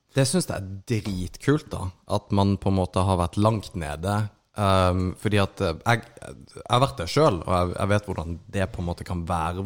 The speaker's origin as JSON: {"language": "Norwegian", "town": "Kristiansand", "region": "Agder", "country": "Norway", "said": "vi er jo fra Kristiansand"}